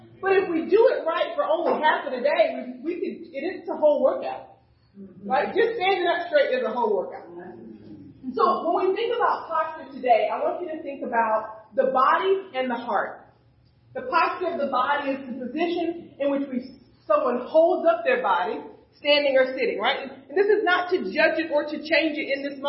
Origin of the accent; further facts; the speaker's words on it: the South, United States; moved away; When I grew up in the South, when it was time to pray, you had to get on your knees at night by the edge of the bed